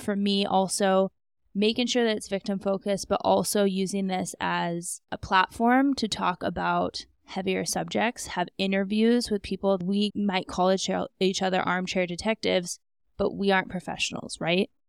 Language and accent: English; Alaska, United States; also born or lived in Scottsdale; now in Denver, United States; I'm from Alaska. My parents are still up there